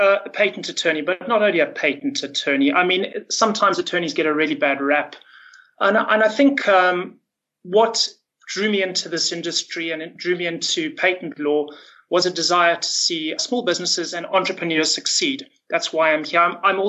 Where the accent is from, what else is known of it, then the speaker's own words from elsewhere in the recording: Zimbabwe; also born or lived in Johannesburg; now in Cape Town, South Africa; So I'm from Joburg, but originally from Zimbabwe, and I've been down in Cape Town for about 2 years and loving it.